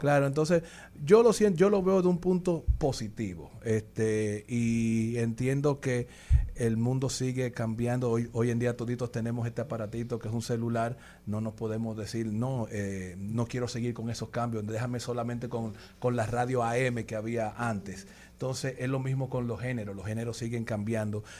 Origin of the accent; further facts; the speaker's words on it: Dominican Republic; somos dominicanos